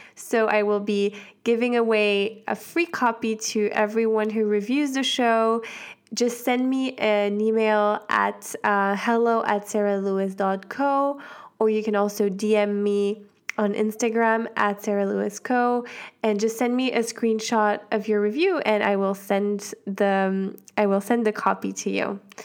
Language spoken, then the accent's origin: English; Switzerland; I'm half American, so I was in Switzerland